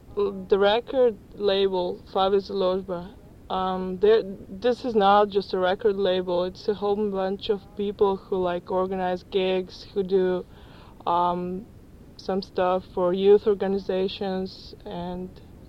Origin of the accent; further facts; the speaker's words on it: Ljubljana, Slovenia; I'm from Ljubljana. That's the capital of the northern part of Yugoslavia.